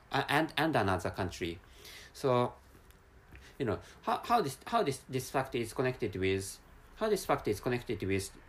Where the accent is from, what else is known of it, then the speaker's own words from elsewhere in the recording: Japan; first language Japanese; English is a second language; I'm an Asian person and my mother tongue is Japanese language, which is which is dram- dramatically or which is la- largely largely different from different from English language